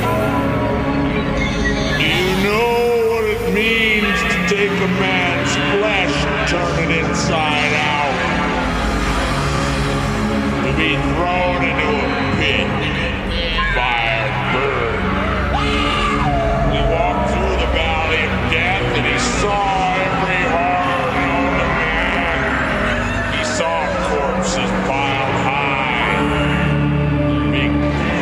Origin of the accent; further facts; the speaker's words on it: Louisville, Kentucky, United States; I'm from Louisville